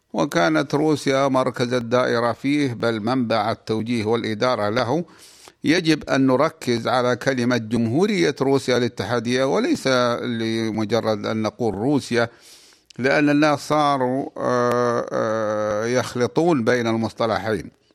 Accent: Saudi Arabia; بلادنا المملكة العربية السعودية

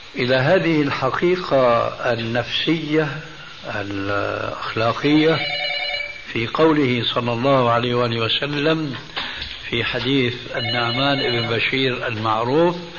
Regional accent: Syria; moved away; عندنا في سوريا

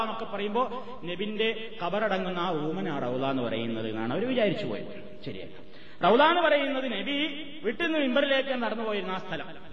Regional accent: Palakkad district, near Koppam, Kerala, India; ഞങ്ങളുടെ നാട്ടിൽ പാലക്കാട് ജില്ലയിൽ കൊപ്പത്തടുത്ത

